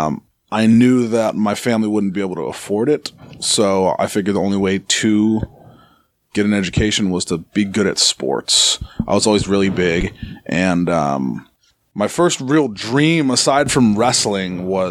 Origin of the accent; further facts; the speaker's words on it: Arizona, United States; moved away; also born or lived in Massachusetts; I'm from Arizona originally